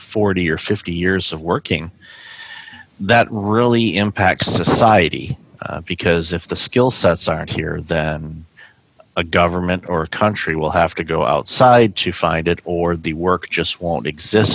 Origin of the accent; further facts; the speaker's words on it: outside of Detroit, Michigan, United States; I grew up outside of Detroit